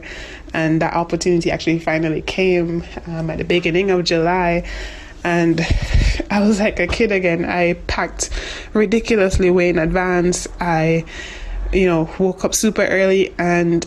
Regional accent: Jamaica; I'm from Jamaica.

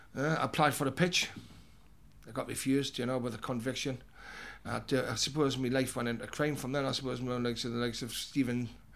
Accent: Newcastle upon Tyne, North East England, United Kingdom; I grew up in the West End of Newcastle, in Elswick. My dad was a barber boy, a variety of different occupations. Criminal come to mind. My mum was a civil servant. There was four brothers.

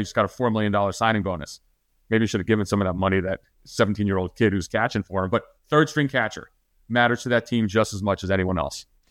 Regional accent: New Jersey, United States; I'm from New Jersey

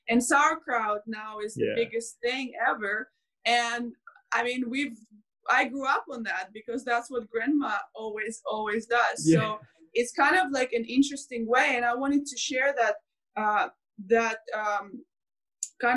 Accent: Belarus; moved away; I grew up in Belarus

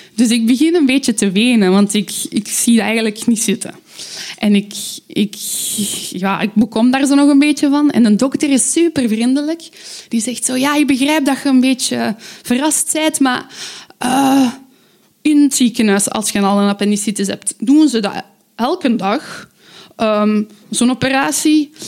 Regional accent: Aalst, Flanders, Belgium; ik kom uit Aalst.

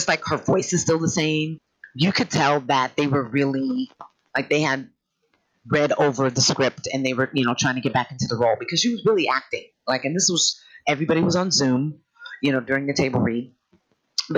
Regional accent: Sacramento, California, United States; I'm from Northern California, Sacramento area. We grew up with just different musical influences

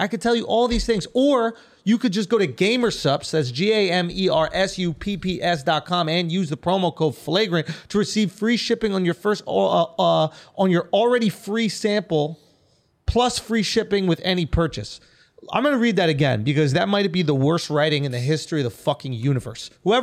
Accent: New York, United States; I'm from New York

